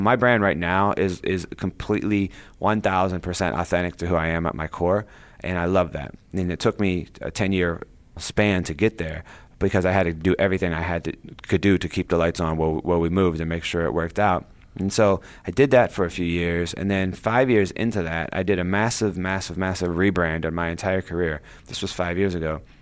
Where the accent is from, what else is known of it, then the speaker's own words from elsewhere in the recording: Ohio, United States; I grew up in Ohio